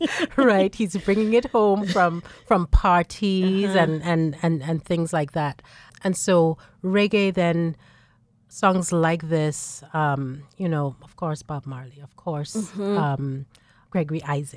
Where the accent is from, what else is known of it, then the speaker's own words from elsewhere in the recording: Nigeria; also born or lived in Lagos, Nigeria; So I grew up small town in Nigeria, in the middle of Nigeria, and then find my way to Lagos